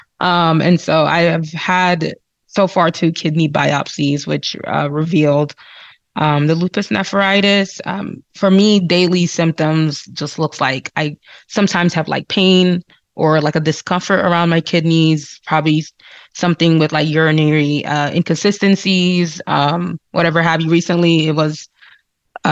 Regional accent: New Jersey, United States; moved away as an adult; now in Salt Lake City, United States; I'm originally from the East Coast, so New Jersey. born and raised.

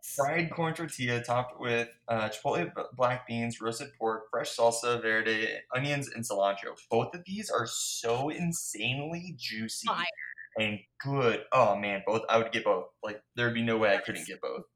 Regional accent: United States; I'm so American

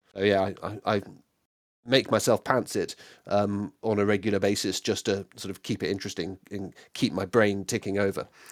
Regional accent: United Kingdom; I'm very British

